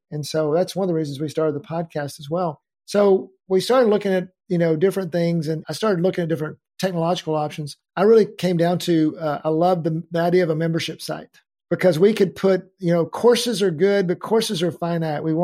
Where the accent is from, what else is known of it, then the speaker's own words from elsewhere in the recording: Denton, Texas, United States; iconic building uh, in downtown Denton.